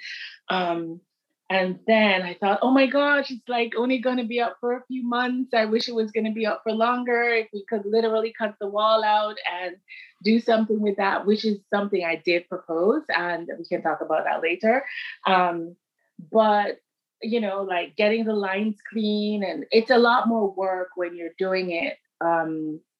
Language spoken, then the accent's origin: English; Kingston, Jamaica; moved away as an adult; also born or lived in Montreal, Canada; I'm from Kingston. So okay. In the burbs, like a suburbs in Kingston. It was like, I think about it so many times and it just, it was just really wonderful. And it was like, I grew up when, it was like the birth of dance hall